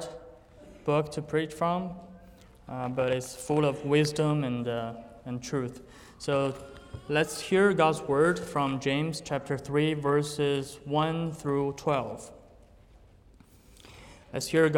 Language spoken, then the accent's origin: English; China; English is a second language; moved away as an adult; also born or lived in Italy; I was born in China and raised there